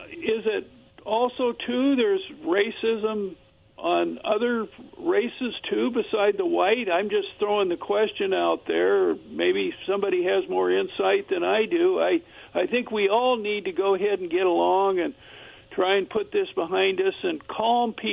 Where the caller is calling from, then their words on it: Kennewick, Washington, United States; from Kennewick.